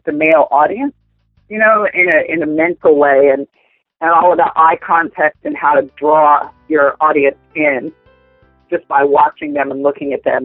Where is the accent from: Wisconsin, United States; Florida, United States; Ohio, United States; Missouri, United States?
Florida, United States; Central; also born or lived in Tennessee / Clearwater, Florida / Orlando, Florida; I grew up in Central Florida